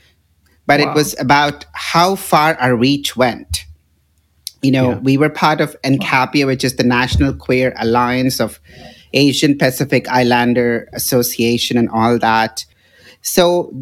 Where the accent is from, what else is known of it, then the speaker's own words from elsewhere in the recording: Hyderabad, Telangana, India; moved away as an adult; also born or lived in Seattle / Houston; now in San Francisco, United States; my hometown of Hyderabad